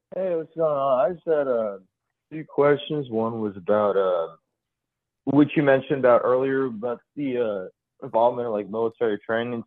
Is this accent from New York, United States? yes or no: no; Houston, Texas, United States; now in Austin, United States; I grew up in Houston